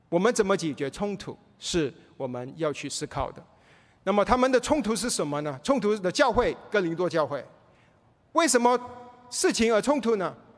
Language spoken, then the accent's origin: Chinese; Malaysia; now in United States; 我回去马来西亚亲人不信主